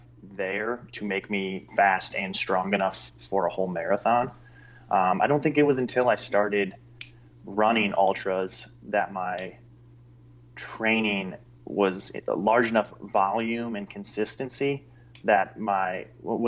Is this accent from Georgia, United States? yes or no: no; Sylvania, Ohio, United States; moved away; I grew up in the Toledo area, not really a small city, but Sylvania.